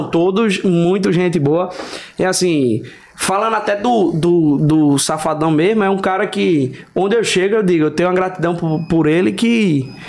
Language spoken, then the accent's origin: Portuguese; Recife, Pernambuco, Brazil; Eu sou de Recife, a galera de Maceió cantando, Sertânia cantando